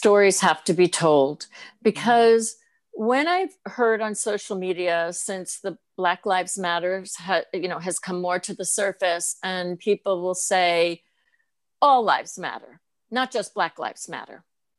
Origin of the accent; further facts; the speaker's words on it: Northeast, United States; I knew I was being labeled because I'm from the Northeast